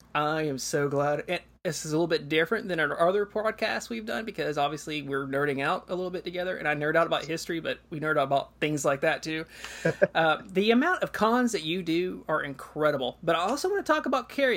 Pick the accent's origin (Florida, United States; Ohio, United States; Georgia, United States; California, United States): Georgia, United States; I grew up in Georgia, and I remember the eighth grade year was always the state history year